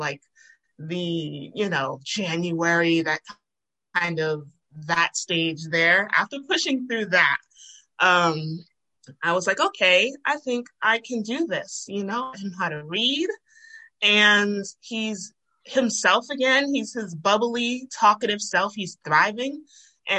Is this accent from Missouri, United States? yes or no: no; Rhode Island, United States; moved away as an adult; now in Georgia, United States; I'm originally from Rhode Island